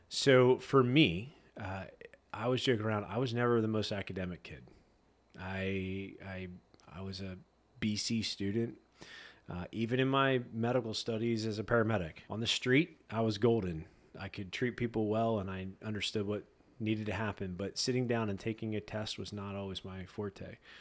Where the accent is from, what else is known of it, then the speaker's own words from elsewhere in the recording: Annville, Pennsylvania, United States; I grew up in Amville, so good old small town Amville